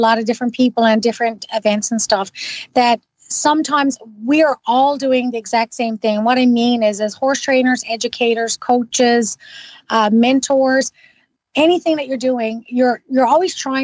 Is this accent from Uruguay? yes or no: no; Newfoundland and Labrador, Canada; now in Ottawa, Canada; I'm originally from Newfoundland